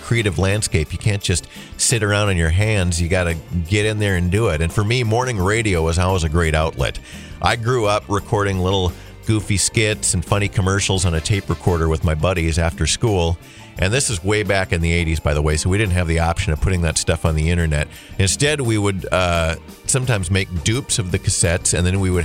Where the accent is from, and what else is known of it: Holly, United States; born or raised there